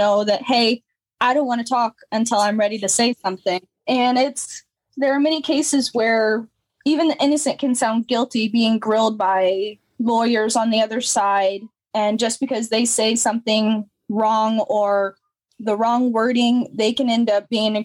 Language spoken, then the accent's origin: English; Pontiac, Illinois, United States; I was born and raised in Pontiac